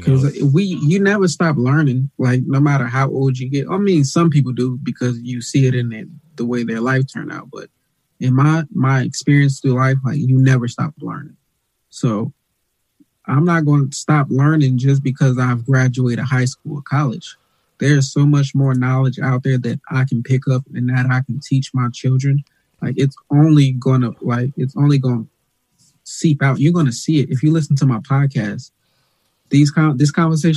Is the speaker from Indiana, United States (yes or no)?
yes; Gary, Indiana, United States; I grew up in Gary, Indiana